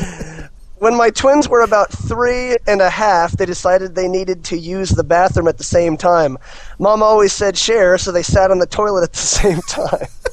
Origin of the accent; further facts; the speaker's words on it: United States; as an American myself